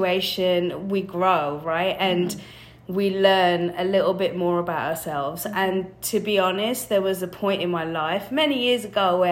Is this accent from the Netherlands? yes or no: no; England, United Kingdom; moved away; I'm from England